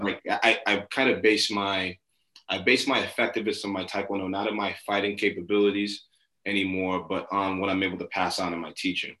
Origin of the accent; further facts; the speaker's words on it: New York City, New York, United States; I grew up in Brooklyn in New York.